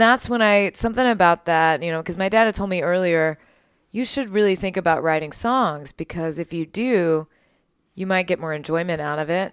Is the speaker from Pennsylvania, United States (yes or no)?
no; Waco, Texas, United States; I grew up in Waco